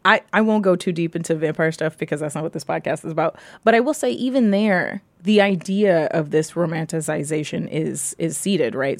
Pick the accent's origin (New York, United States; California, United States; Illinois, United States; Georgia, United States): New York, United States; New York City; I grew up in New York City anyone from New York is going to tell you they came from New York, right? Um, I grew up in the Lower East Side